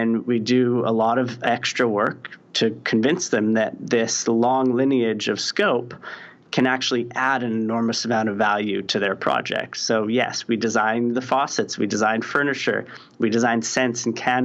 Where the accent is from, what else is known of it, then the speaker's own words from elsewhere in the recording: Saskatoon, Saskatchewan, Canada; moved away; I'm from Saskatoon, Saskatchewan. It's a small city. I think maybe there's 300,000 people now, but there was probably 200,000 when I was growing up there